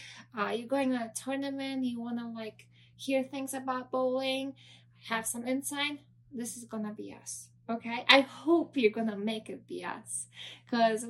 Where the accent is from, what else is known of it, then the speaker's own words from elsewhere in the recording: Poland; moved away as an adult; now in United States; I'm from Poland. I was born and raised there. And then in 2012, I moved to the United States